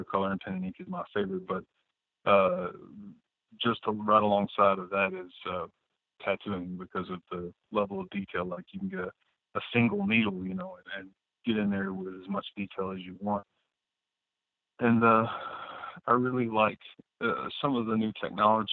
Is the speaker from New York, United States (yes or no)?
no; Alabama, United States; moved away as an adult; also born or lived in New Orleans, Louisiana; now in Wisconsin, United States; Originally, I'm from Alabama. Well, I grew up in Alabama. I was born in New Orleans, but I moved up here on a whim after I got out of the Air Force